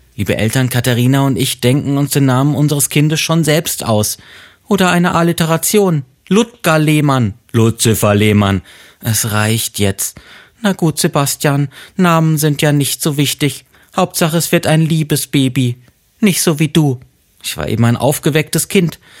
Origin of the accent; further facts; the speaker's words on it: Freiburg, Baden-Württemberg, Germany; moved away; aus meiner Heimatstadt Freiburg